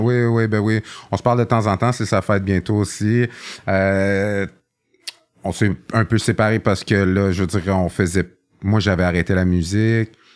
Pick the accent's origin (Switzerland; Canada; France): Canada; Montreal, Quebec; also born or lived in Vaudreuil; j'ai grandi à Montréal-Nord.